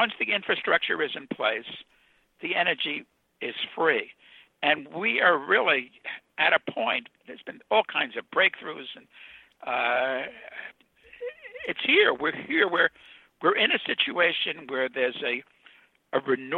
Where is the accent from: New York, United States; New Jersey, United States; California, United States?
New York, United States; New York City; also born or lived in Ohio; I was a kid from Brooklyn